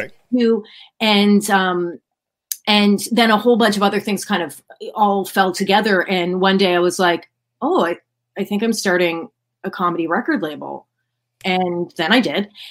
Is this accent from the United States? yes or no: no; Ottawa, Ontario, Canada; I am from Ottawa, which is the capital city of Canada